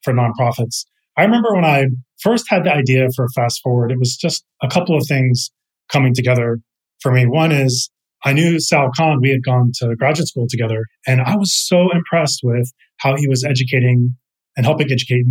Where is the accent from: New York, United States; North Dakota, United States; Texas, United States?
Texas, United States; moved away as an adult; now in San Francisco, United States; I'm from Texas originally, and I moved out to California. I'm in San Francisco now